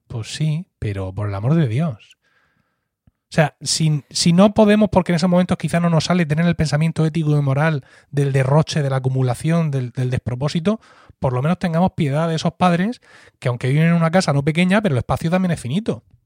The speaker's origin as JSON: {"language": "Spanish", "town": "Blanca", "region": "Region of Murcia", "country": "Spain", "tie": "born or raised there", "said": "yo estoy hablando de aquí, de Murcia, de Blanca, de mi pueblo, un sitio pequeño, allá en el valle"}